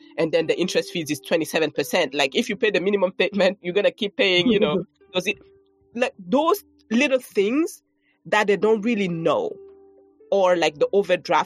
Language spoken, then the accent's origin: English; Burkina Faso; moved away as an adult; also born or lived in France / New York, United States; now in United States; Growing up in Burkina Faso.